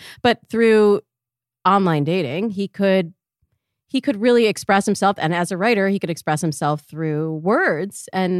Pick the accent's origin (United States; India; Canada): United States; Michigan; now in Los Angeles, United States; So I'm from Michigan originally. And I am the product of a marriage between a Black woman and a white Jewish man. So I grew up kind of a unicorn in Michigan